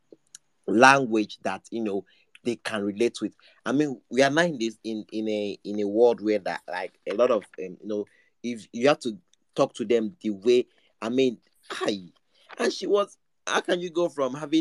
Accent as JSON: {"language": "English", "country": "Nigeria", "said": "I'm just an ordinary Nigerian"}